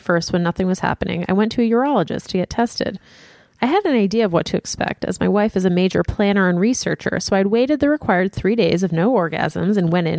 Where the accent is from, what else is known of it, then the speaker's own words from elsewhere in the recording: Lafayette, Louisiana, United States; I'm from Lafayette, the heart of Cajun country, and big families I've found are still a bit of an anomaly here.